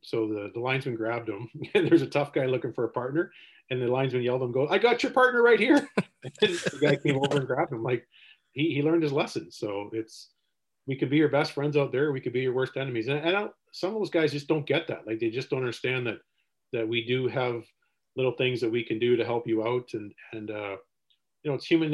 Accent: Seaforth, Ontario, Canada; growing up in Seaforth

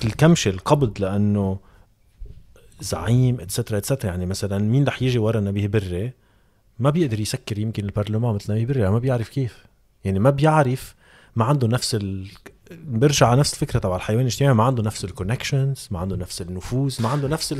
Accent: Lebanon; نحن كلبنانيه

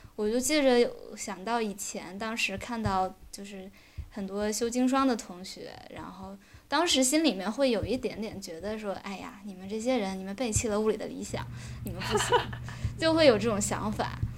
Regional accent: China; moved away as an adult; now in Switzerland; 我们作为中国人

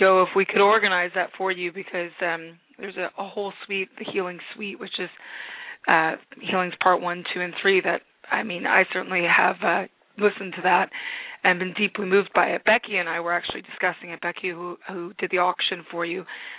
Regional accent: United States; now in Glasgow, United Kingdom; I'm American, but I flew over

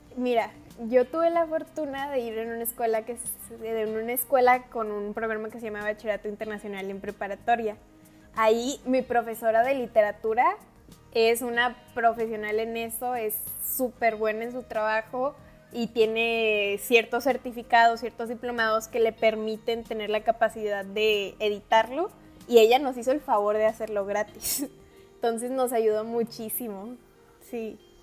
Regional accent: Baja California, Mexico; soy baja californiana

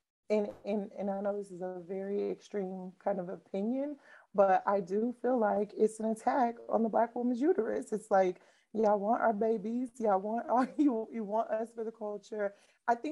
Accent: Midwest, United States; I grew up in the Midwest

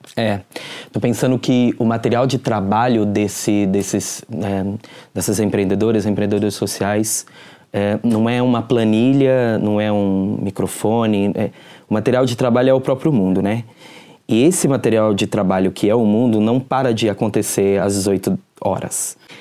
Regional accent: Minas Gerais, Brazil; also born or lived in Campo Limpo, São Paulo; now in São Paulo, Brazil; eu sou mineiro

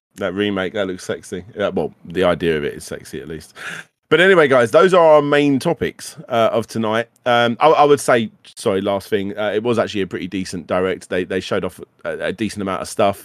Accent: United Kingdom; we were British

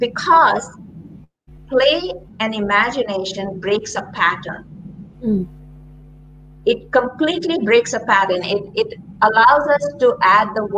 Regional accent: India; moved away as an adult; now in Ohio, United States; I grew up during times in India of a lot of social and political turmoil.

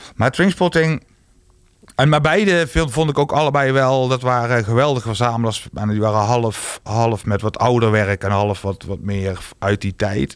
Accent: Roggel, Limburg, Netherlands; mijn jongerencentrum waar ik vandaan kom

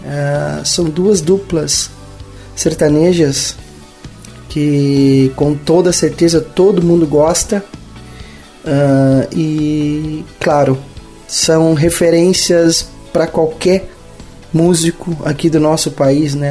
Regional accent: Palmeira das Missões, Rio Grande do Sul, Brazil; Eu nasci em Palmeira das Missões, sou natural de Palmeira das Missões, noroeste do estado

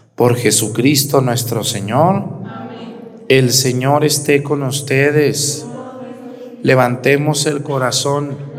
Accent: Jalisco, Mexico; also born or lived in Aguascalientes; now in Guerrero, Mexico; Yo nací en Jalisco.

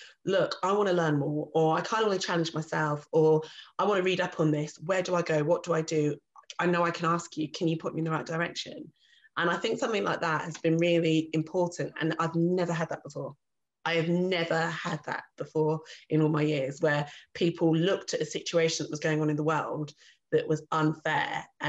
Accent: Reading, South East England, United Kingdom; Where are you really from? Reading, Berkshire.

